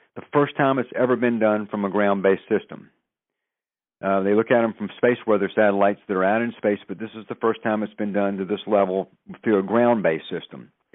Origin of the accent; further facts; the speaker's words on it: the South, United States; moved away; I'm originally from the South